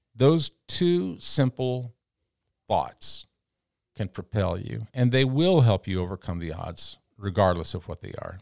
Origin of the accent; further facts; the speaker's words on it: Canyon, Texas, United States; moved away as an adult; also born or lived in New York City / Los Angeles; now in Columbia, United States; I left my hometown in Texas in 1984, 86, I guess it was